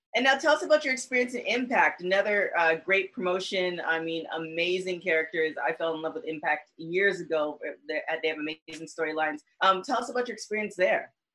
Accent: Toronto, Ontario, Canada; I'm from Toronto

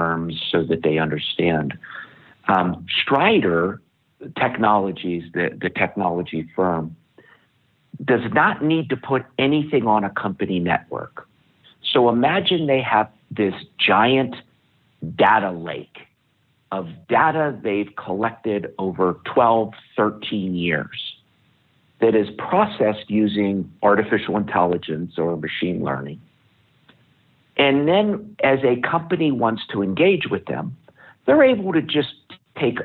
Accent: United States; as an American

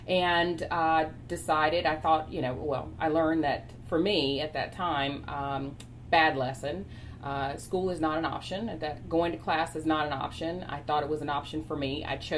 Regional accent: Chapel Hill, North Carolina, United States; also born or lived in Raleigh, North Carolina; I grew up, was born in Raleigh, stayed in Raleigh for just a little smidge period of time, moved to Chapel Hill, was raised in Chapel Hill, north side part of Chapel Hill, which was predominantly African American.

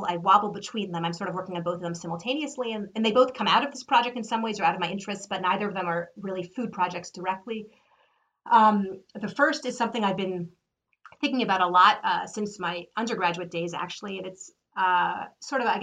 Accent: United States; as an American

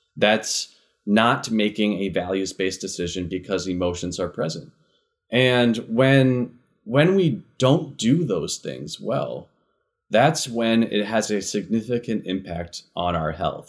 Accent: Connecticut, United States; now in Minnesota, United States; I'm originally from Connecticut

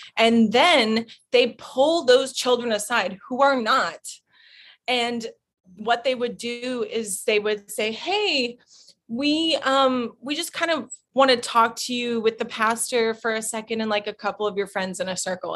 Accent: Fayetteville, Arkansas, United States; moved away; I was born in Arkansas

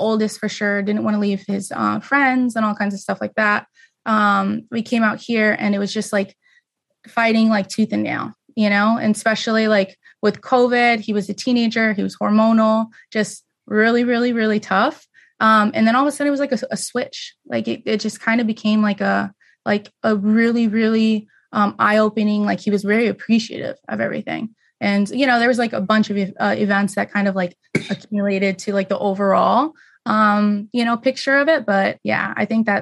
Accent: Las Vegas, Nevada, United States; moved away as an adult; I was born and raised in Vegas

